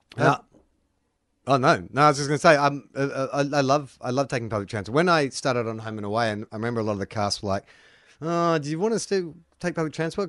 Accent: Melbourne, Victoria, Australia; growing up in Melbourne

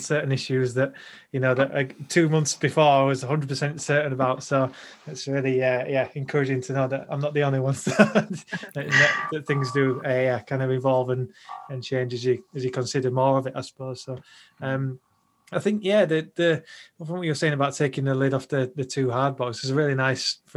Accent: Yorkshire and the Humber, United Kingdom; growing up in the Salvation Army in Yorkshire

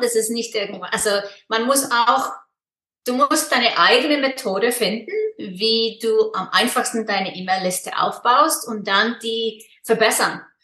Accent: Iceland; German is a second language; moved away as an adult; also born or lived in Freiburg, Germany; now in Switzerland; ich komme aus Island und lebe in der Schweiz

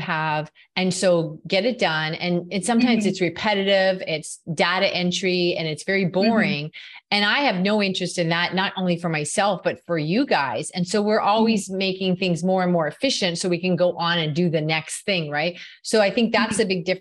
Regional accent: Canada; in Canada, we're known for being pretty nice too

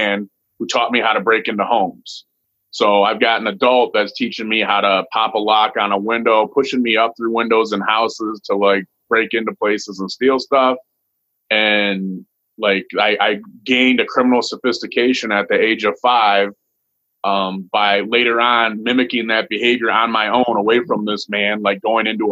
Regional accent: Toledo, Ohio, United States; I was born in Toledo, Ohio, and my mama lived in the projects

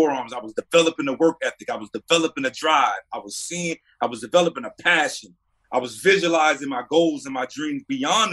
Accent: North Carolina, United States; Representing my hometown, representing the state of North Carolina

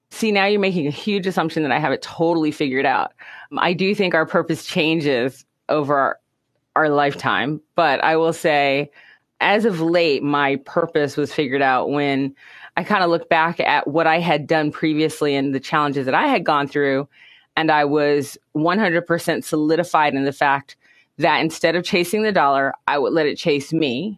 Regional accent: United States; Things were tough here in the United States. So we lived in the ghettos, basically, and grew up

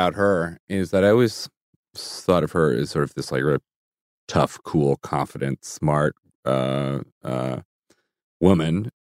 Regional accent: England, United Kingdom; born there; Singapore, back to England, where I was born.

